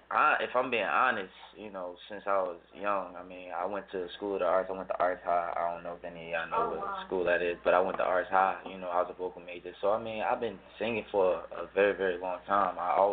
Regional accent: New Jersey, United States; Nah, I'm from New Jersey, born and raised.

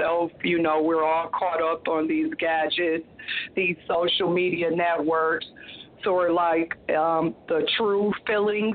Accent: Toledo, Ohio, United States; my hometown, Toledo, Ohio

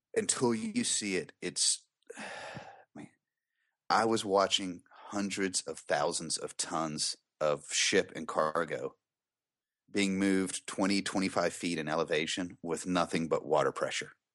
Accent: the South, United States; I'm from the South

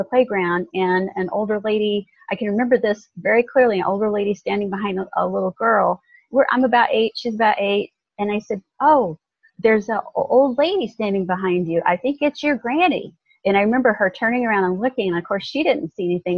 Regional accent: Southern Illinois, United States; also born or lived in Kentucky; now in Carefree, United States; being born in a little town in Kentucky mm-hmm. and not having a dad. It was my mom and her parents and me, and then growing up in Southern Illinois

